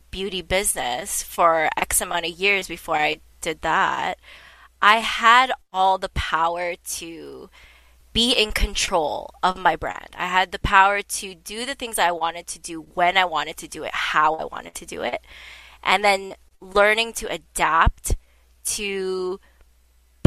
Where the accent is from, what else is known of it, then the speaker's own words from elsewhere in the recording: Toronto, Ontario, Canada; we're both from Toronto